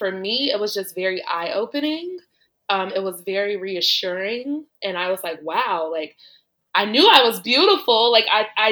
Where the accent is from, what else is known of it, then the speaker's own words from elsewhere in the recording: Chicago, Illinois, United States; moved away as an adult; also born or lived in Los Angeles; I actually grew up in Chicago.